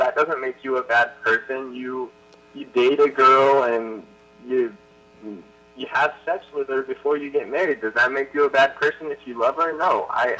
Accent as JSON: {"language": "English", "region": "Utah", "country": "United States", "tie": "born or raised there", "said": "I grew up in Utah"}